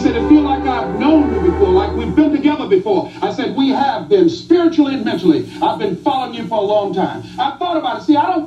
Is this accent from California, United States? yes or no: no; Miami, Florida, United States; I was born in Liberty City